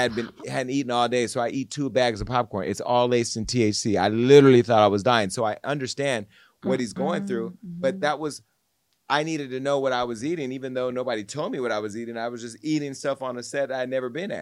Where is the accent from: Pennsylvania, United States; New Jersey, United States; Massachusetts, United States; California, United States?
California, United States; Stockton; I'm from Stockton, where Jeremy's from